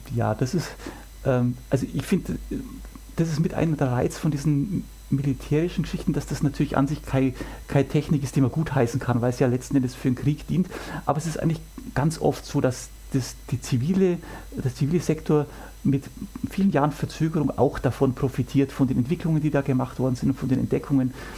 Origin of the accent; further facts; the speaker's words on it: Germany; bei uns in Deutschland